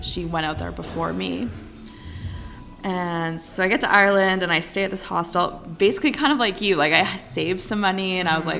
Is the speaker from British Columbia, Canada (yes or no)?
yes; Invermere, British Columbia, Canada; moved away as an adult; also born or lived in Victoria, British Columbia; now in Alberta, Canada; I grew up in Invermere, BC, which is really close to Alberta actually.